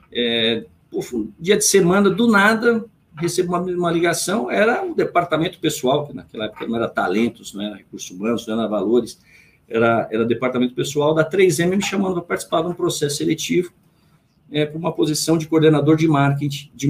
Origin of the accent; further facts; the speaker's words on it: Jundiaí, São Paulo, Brazil; born there; eu nasci em Jundiaí, tenho dois irmãos nascidos em Rolândia, tenho um irmão nascido em Mojimirim